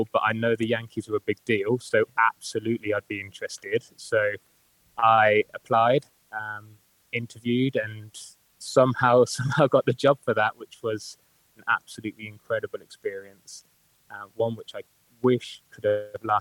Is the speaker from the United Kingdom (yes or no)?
yes; Birmingham, West Midlands, United Kingdom; accent: Birmingham; also born or lived in Newcastle; that's Birmingham for you. So if you can't understand my accent, it's probably because